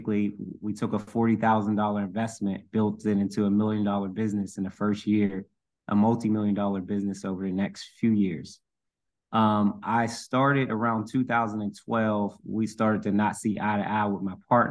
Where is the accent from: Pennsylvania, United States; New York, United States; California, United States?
Pennsylvania, United States; Pittsburgh; my childhood, growing up in Section 8 housing, moving a lot all over the city